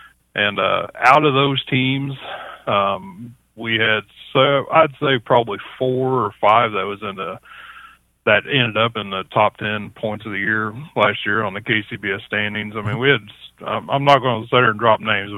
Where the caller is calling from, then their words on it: Chillicothe, Missouri, United States; Actually, I'm in Chillicothe, Missouri.